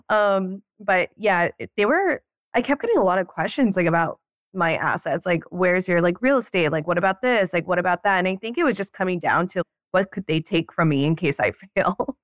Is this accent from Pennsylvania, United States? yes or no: yes; Pennsylvania, United States; moved away; I'm from Pennsylvania